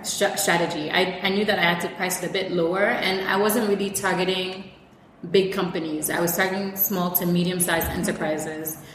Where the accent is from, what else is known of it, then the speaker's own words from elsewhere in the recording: Ghana; also born or lived in Syria / Israel / Toronto, Canada; I'm full Ghanaian. Uh, I was raised, actually, I was born in Syria